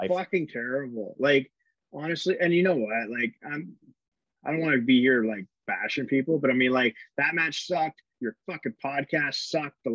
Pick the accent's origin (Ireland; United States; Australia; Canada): Canada; uh, uh, we're Canadian, so we